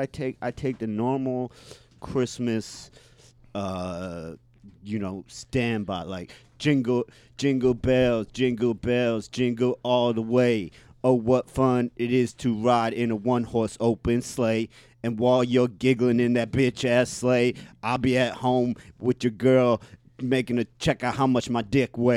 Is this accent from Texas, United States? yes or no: no; St. Petersburg, Florida, United States; Ephrata. I came up in St. Petersburg.